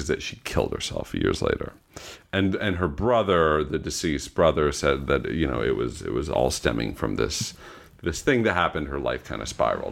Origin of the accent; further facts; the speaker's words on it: Long Island, New York, United States; we grew up knowing him in Long Island